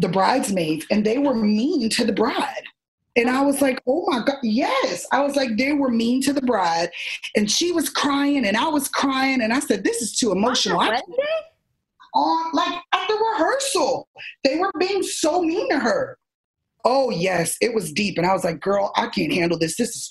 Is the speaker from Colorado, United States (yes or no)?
no; Miami, Florida, United States; I'm originally from Miami, Florida